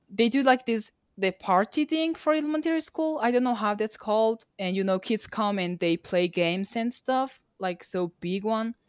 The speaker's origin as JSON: {"language": "English", "country": "Mongolia", "also_born_or_lived": "Nampa, Idaho, United States", "second_language": "English", "said": "I am from Mongolia myself"}